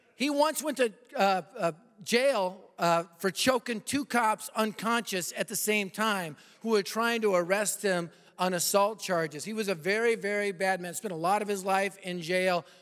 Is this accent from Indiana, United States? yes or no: no; Colorado, United States; moved away; I'm from Colorado